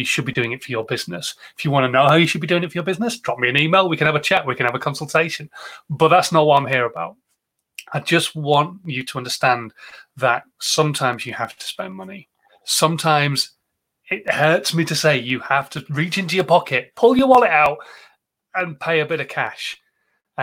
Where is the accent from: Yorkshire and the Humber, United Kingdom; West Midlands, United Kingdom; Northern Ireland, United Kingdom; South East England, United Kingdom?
Yorkshire and the Humber, United Kingdom; I'm a Yorkshireman.